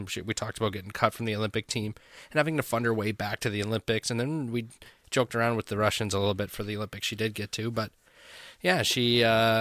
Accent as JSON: {"language": "English", "town": "Owen Sound", "region": "Ontario", "country": "Canada", "tie": "born or raised there", "said": "I grew up in Owen Sound"}